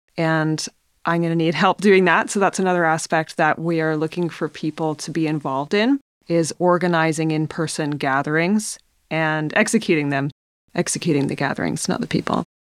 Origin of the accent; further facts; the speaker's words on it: British Columbia, Canada; now I'm settled in northern British Columbia in my hometown, and I plan to be here for some time.